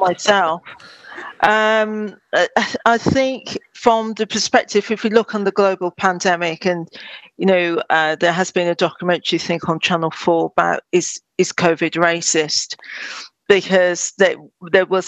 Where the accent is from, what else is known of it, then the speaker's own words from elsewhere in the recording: Birmingham, West Midlands, United Kingdom; I'm born and live in Birmingham most of my life